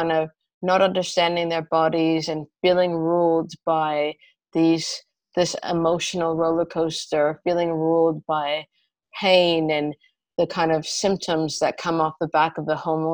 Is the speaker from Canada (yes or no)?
yes; Canada; moved away as an adult; also born or lived in United Kingdom; now in London, United Kingdom; I'm originally Canadian, and I've been living in the UK for about 15 years